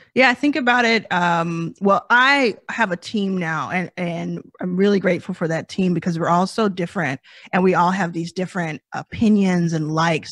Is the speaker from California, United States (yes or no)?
no; Dallas, Texas, United States; I grew up in Dallas, Texas, like I said, with a mother and my brother